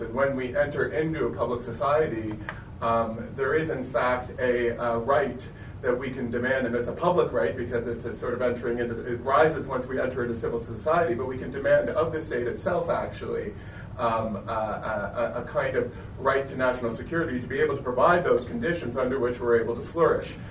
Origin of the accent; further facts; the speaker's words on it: Canada; I'm, I'm from Canada